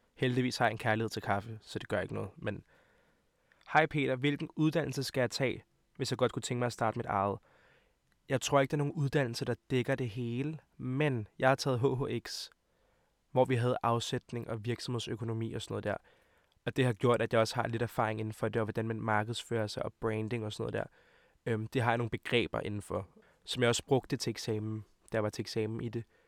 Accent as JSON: {"language": "Danish", "town": "Hvidovre", "region": "Capital Region of Denmark", "country": "Denmark", "said": "jeg kommer fra Hvidovre af, og mine forældre kommer fra Montenegro af"}